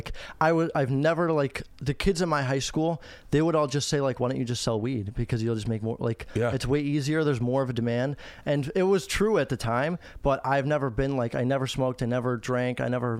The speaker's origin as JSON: {"language": "English", "town": "Chicago", "region": "Illinois", "country": "United States", "tie": "born or raised there", "said": "So I'm 19 years old. I grew up in Chicago. I'm from Chicago."}